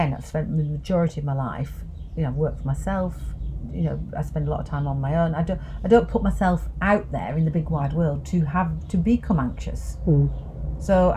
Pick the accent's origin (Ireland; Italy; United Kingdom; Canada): United Kingdom; the north of England; accent: Northern; moved away as an adult; now in London, United Kingdom; being Northern.